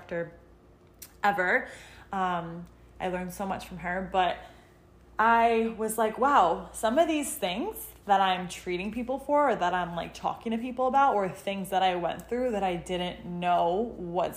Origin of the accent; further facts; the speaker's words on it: Western Connecticut, United States; also born or lived in Newark, Delaware / West Hartford, Connecticut; I am from Connecticut. I'm from Western Connecticut